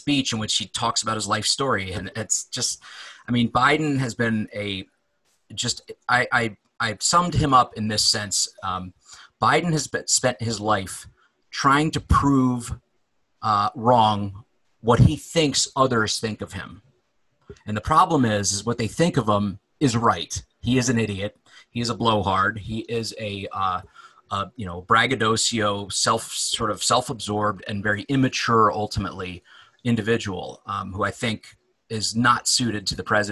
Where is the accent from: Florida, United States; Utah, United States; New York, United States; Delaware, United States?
Delaware, United States; I grew up in Delaware